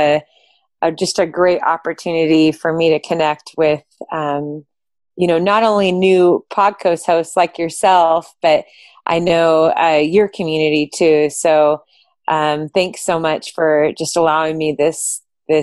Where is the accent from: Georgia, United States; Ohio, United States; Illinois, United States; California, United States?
California, United States; Southern; moved away as an adult; now in Bend, United States; I am originally from Southern California. I live in Bend, Oregon now